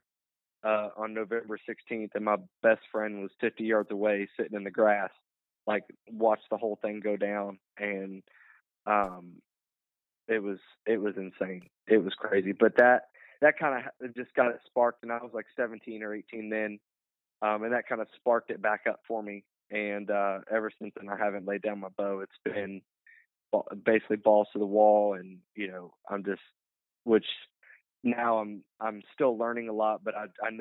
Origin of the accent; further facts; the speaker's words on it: West Virginia, United States; my home state, West Virginia